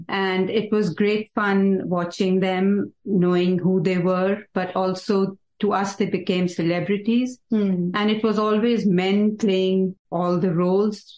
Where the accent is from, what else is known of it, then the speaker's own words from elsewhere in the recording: Mukteshwar, Uttarakhand, India; moved away as an adult; now in United States; So I grew up in Nainital district and in a small little town called Mukteshwar.